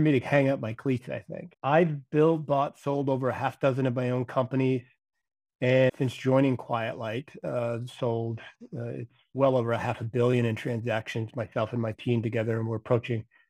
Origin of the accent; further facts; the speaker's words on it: Maine, United States; I'm from Maine originally